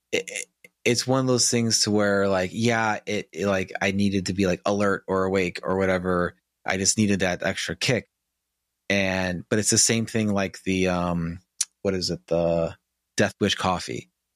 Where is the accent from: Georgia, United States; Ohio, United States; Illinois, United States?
Illinois, United States; Chicago; I live in northern Illinois now, I grew up in Chicago